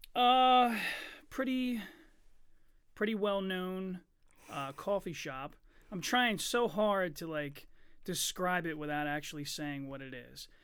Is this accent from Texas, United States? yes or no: no; Chester, Pennsylvania, United States; also born or lived in Eddystone; I was born in Chester